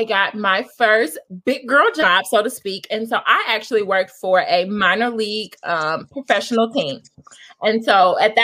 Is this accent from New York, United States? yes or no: no; Indiana, United States; I am from Indiana